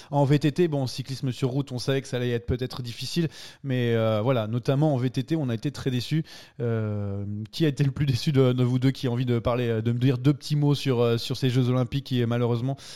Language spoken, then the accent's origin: French; France; Si on râle, c'est parce qu'on est français déjà